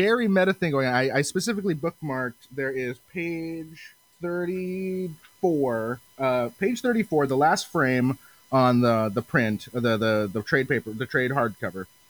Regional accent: Seattle, Washington, United States; I'm from the Pacific Northwest. I'm Seattle specifically

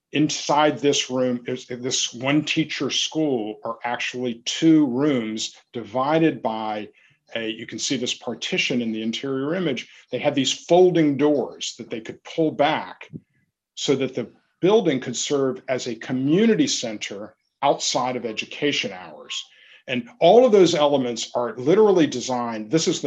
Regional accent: the South, United States; First of all, the thing to me, as a Southerner, the essence of Kristen Berry's work is this idea that there is history in the this vernacular language of the rural Southern landscape.

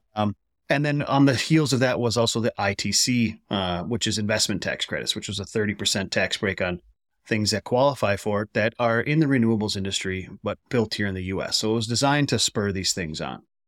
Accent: Wisconsin, United States; my home state of Wisconsin

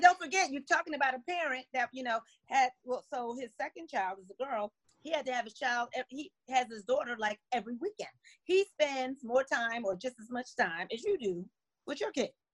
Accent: New Jersey, United States; now in Washington, D.C. area, United States; I'm originally from New Jersey

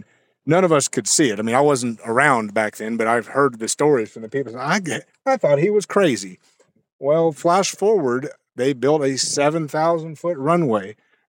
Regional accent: Greenville, South Carolina, United States; I grew up in Greenville. This is my place.

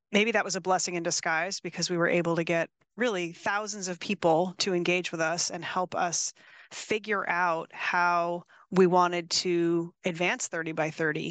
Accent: East Coast, United States; now in California, United States; I grew up on the East Coast

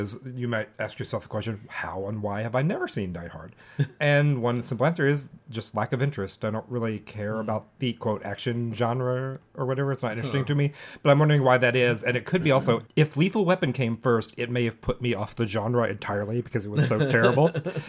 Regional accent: Paducah, Kentucky, United States; my hometown, Paducah, Kentucky.

